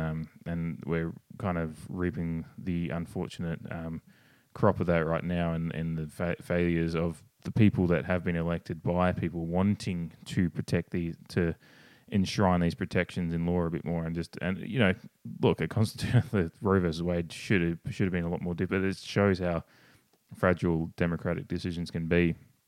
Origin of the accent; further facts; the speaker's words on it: Australia; I'm obviously Australian